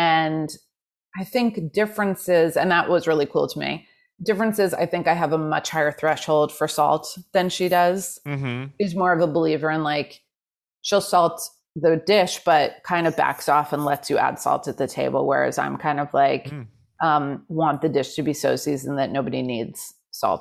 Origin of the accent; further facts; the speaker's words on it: New York City, New York, United States; I was raised in Manhattan